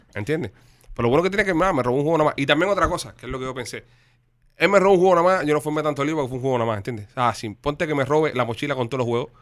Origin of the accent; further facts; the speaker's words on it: Havana, Cuba; moved away; como nací en Mantilla, me crié en Mantilla, eh, perdón, en Puey, eh, me fui a vivir para Mantilla después